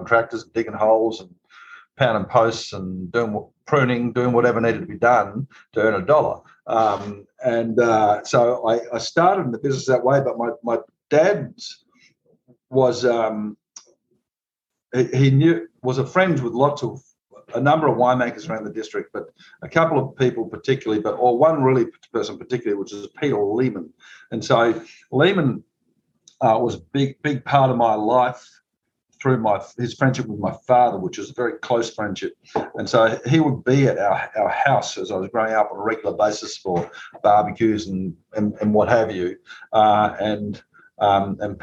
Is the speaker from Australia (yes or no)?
yes; Barossa Valley, South Australia, Australia; moved away as an adult; now in Napa Valley, United States; I'm Australian, of course, and I grew up in a place called the Barossa Valley